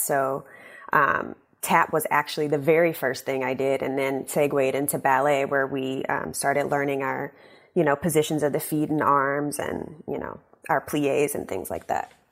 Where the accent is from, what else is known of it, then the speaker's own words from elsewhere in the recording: Shreveport, Louisiana, United States; moved away as an adult; also born or lived in New York; now in Washington, United States; my hometown of Shreveport